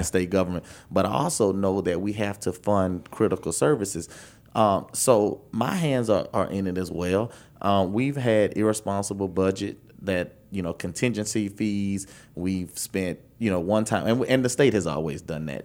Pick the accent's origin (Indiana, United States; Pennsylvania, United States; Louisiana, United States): Louisiana, United States; Baton Rouge; I'm from Baton Rouge